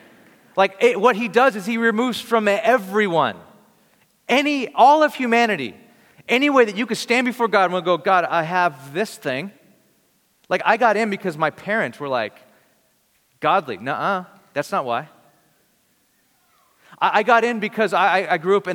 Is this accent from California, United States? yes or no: yes; Bakersfield, California, United States; I'm from Bakersfield, California